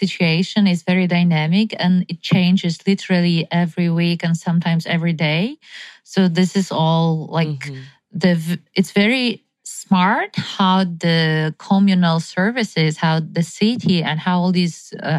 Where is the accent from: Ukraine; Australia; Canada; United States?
Ukraine; I'm from Ukraine. Back home, winters are dark and cold.